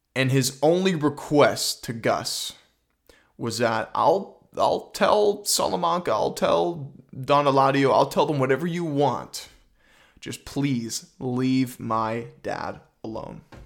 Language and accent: English; Canada; I'm Canadian.